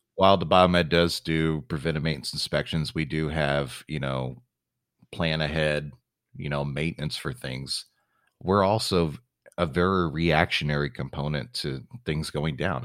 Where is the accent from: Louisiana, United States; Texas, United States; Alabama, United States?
Texas, United States; San Antonio; moved away; San Antonio is my hometown